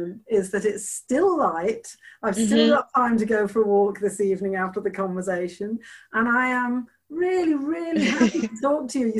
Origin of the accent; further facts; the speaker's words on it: Liverpool, North West England, United Kingdom; also born or lived in Cork, Ireland; now in Crosshaven, Ireland; I was brought up in Liverpool